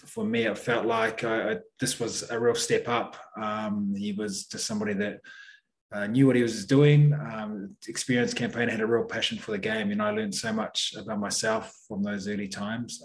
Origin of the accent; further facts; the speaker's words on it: New Plymouth, Taranaki, New Zealand; moved away as an adult; also born or lived in Waikato / Wales; now in Singapore; I grew up in a small town in New Plymouth